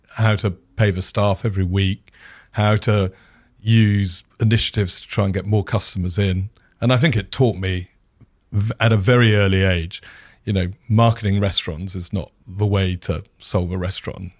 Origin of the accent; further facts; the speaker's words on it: United Kingdom; being a Brit